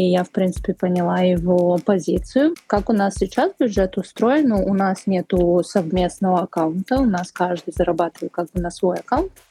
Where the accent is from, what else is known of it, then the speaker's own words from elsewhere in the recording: Caucasus, Russia; Я сама с Кавказа, поэтому для меня изначально было очень важно, что мой мужчина типа за все платит